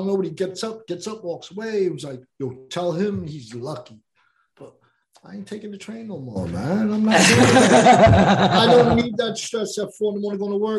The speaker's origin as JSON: {"language": "English", "town": "New York City", "region": "New York", "country": "United States", "tie": "born or raised there", "also_born_or_lived": "Astoria, Queens", "said": "when I moved out to Astoria from Ravenswood, I was like the only like regular white guy on the block."}